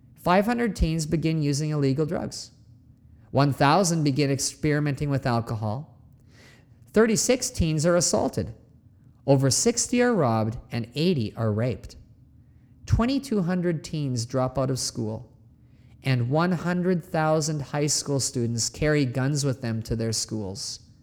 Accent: Canada; moved away; my home country of Canada

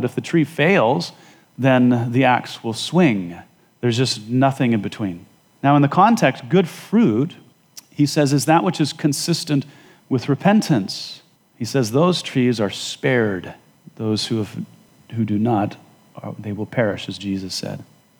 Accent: Wyoming, United States; moved away; As you know, I came from Wyoming and I lived at 7,000 feet. We couldn't grow much of anything.

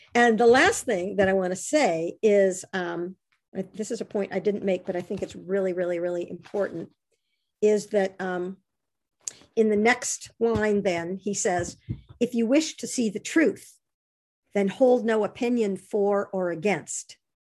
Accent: Monterey Bay, California, United States; I grew up on the Monterey Bay, and fog has been a part of my life ever since I was a little baby. And I continue to live on the Monterey Bay

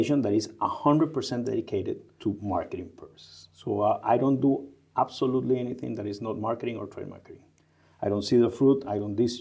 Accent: Costa Rica; moved away as an adult; also born or lived in Latin America; now in United States; I'm from Costa Rica. So I started working in Costa Rica with Mission Foods

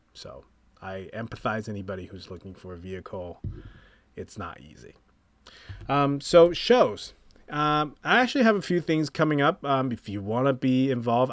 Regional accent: Taipei, Taiwan; moved away; I'm from Taipei, Taiwan

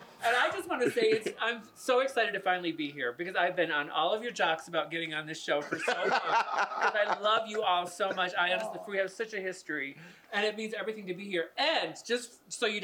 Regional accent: Grand Rapids, Michigan, United States; moved away as an adult; now in San Francisco, United States; I grew up in Grand Rapids, Michigan. I graduated from college and I moved here.

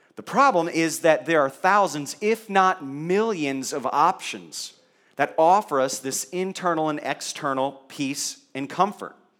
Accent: Kentucky, United States; I was born in Kentucky

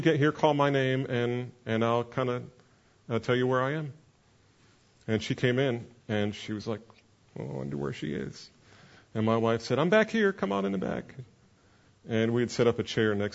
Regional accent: New Jersey, United States; I'm from New Jersey

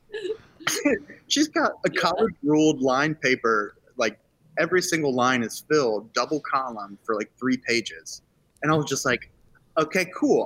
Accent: Charlottesville, Virginia, United States; I grew up in Charlottesville

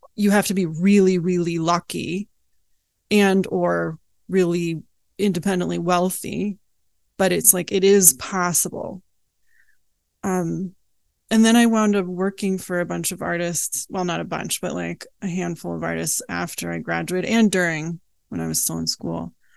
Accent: Oakland, California, United States; also born or lived in Berkeley, California; I was born in Oakland

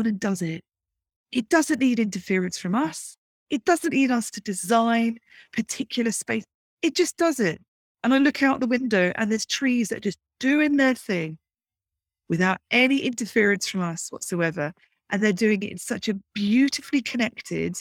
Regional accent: Brighton, South East England, United Kingdom; growing up in Brighton in the UK

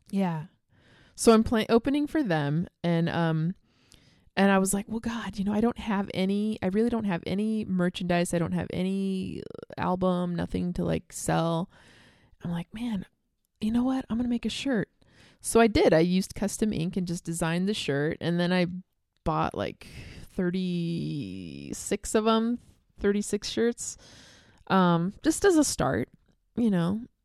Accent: Bakersfield, California, United States; also born or lived in San Pedro, California; now in Reno, United States; I'm from Bakersfield, okay? So, like, you know, all of us from Bakersfield, we go to L A a lot

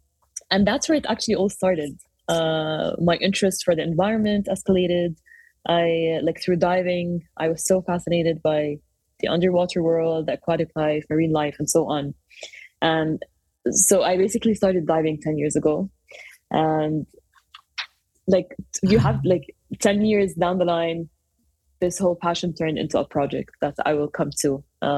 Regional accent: Jordan; also born or lived in Kuwait / Cyprus; I'm of Palestinian origins, but I grew up in Jordan, in the Middle East, ever since I was younger. We moved a lot when we were younger. I was born in Kuwait, and then there was the Gulf War, and then we moved to Cyprus and ended up in Jordan.

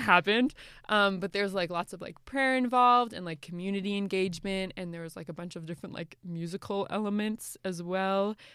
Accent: Canada; also born or lived in Guatemala; I'm like from Canada, like I'm just living here

